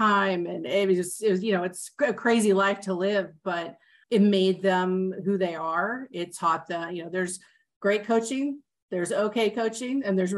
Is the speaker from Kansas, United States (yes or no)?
yes; Kansas, United States; I grew up here in a suburb of Kansas City. I went to Shawnee Mission East High School